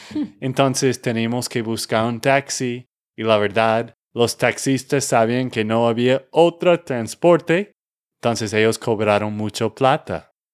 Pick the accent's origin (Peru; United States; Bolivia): United States; Texas; de Texas, Estados Unidos